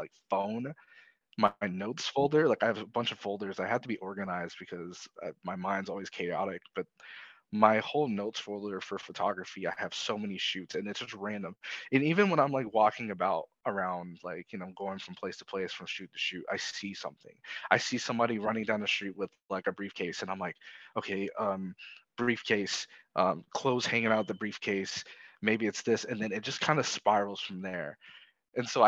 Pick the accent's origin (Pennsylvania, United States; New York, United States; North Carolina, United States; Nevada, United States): Nevada, United States; Las Vegas; now in Seattle, United States; I'm from Las Vegas, Nevada, but now I am residing in Seattle, Washington